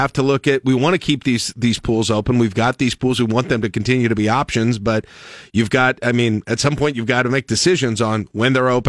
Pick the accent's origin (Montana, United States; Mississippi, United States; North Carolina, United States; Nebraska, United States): Nebraska, United States; Lincoln; growing up in Lincoln